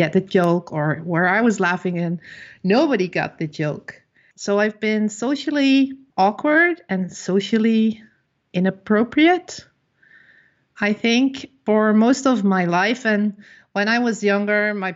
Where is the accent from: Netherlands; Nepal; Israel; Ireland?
Netherlands; I am from the Netherlands.